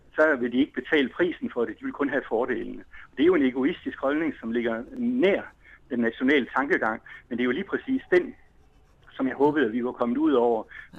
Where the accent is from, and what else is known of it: Denmark